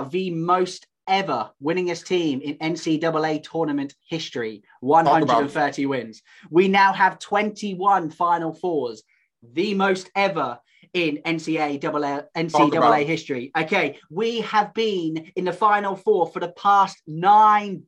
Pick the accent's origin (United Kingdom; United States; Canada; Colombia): United Kingdom; also known as …